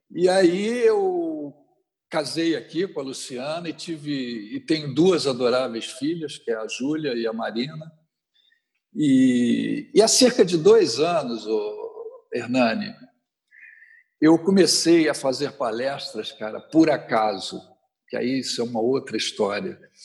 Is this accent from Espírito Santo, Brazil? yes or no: no; Rio de Janeiro, Brazil; sou natural do Rio de Janeiro